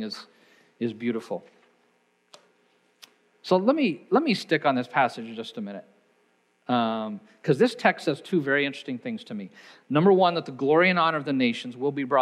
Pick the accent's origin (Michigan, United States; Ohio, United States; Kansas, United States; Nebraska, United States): Kansas, United States; Hays; the German Burocs I grew up on in Hayes, Kansas